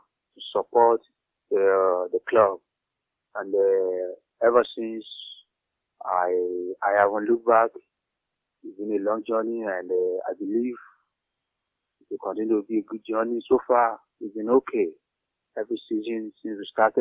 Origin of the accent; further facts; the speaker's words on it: Nigeria; from Nigeria